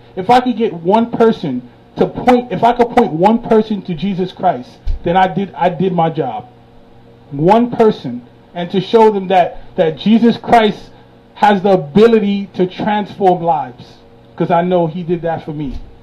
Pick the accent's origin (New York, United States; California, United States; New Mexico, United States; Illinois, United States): New York, United States; New York City; I grew up in Brooklyn